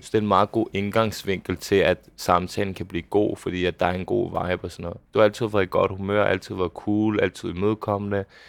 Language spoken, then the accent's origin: Danish; Bagsværd, Capital Region of Denmark, Denmark; hvor jeg er opvokset hen. Det var øh, ude i Bagsvær, et lille boligområde